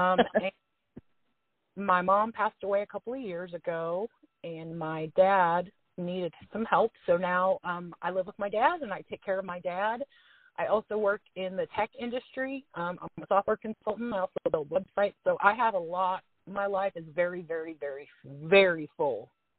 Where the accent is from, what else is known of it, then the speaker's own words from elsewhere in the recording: Cincinnati, Ohio, United States; now in Indiana, United States; I live in Indiana in a small town. I grew up in Cincinnati, which is about an hour away. I'm a divorced mom of two.